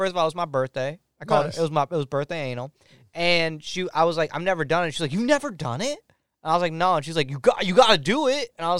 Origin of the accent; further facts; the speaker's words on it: India; I am from India